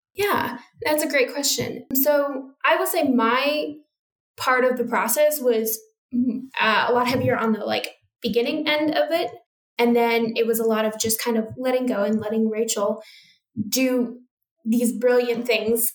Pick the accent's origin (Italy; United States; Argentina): United States; moved away as an adult; also born or lived in United Kingdom; now in Australia; I'm from United States, which has a fairly similar culture, it's still radically different